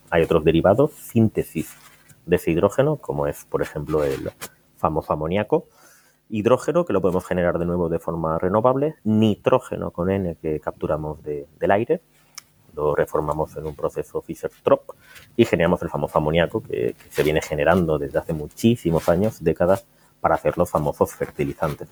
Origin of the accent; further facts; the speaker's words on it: Valencia, Valencian Community, Spain; venimos a Valencia, que es mi tierra